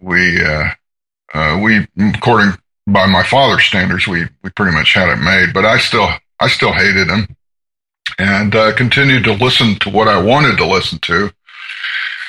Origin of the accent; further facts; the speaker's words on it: Atlanta, Georgia, United States; also born or lived in Seattle; now in Portland, United States; I'm from Georgia. I was born in Atlanta.